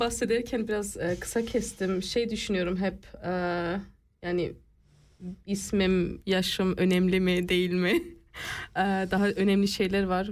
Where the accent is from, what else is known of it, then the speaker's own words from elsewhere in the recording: Basel, Basel-Stadt, Switzerland; also born or lived in Bern; Basel'de doğdum ve Basel'de büyüdüm. E, arada Bern'de yaşadığımız da oldu